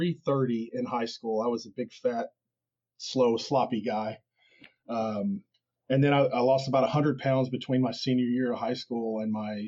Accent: Wichita, Kansas, United States; Wichita, Kansas.

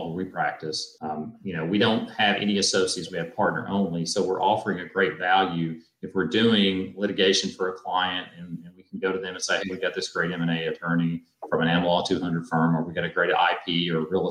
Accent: Tennessee, United States; I grew up in Tennessee

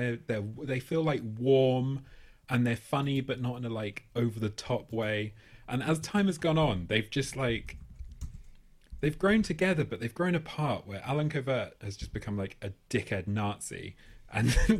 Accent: United Kingdom; We're British

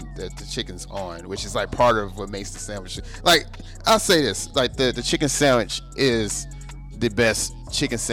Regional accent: Alabama, United States; I'm from Alabama

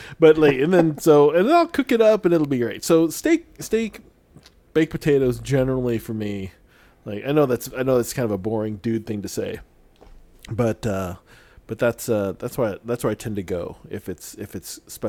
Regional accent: Philippines; being Filipino, your whole life is about rice.

